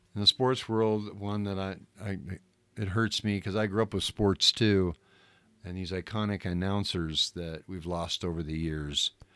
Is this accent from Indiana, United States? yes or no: no; Southern California, United States; growing up in Southern California